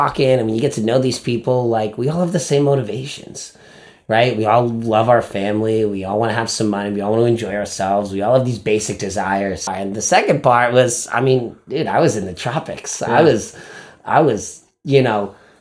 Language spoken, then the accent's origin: English; Winthrop, United States; moved away as an adult; my hometown of Winthrop